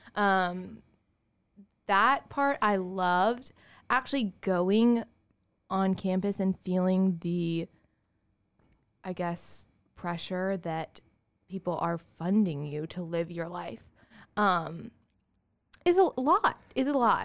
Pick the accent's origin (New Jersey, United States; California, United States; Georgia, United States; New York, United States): Georgia, United States; Augusta; also born or lived in Auburn, Alabama / Kansas; I am from Augusta. Yes. So, I grew up in Augusta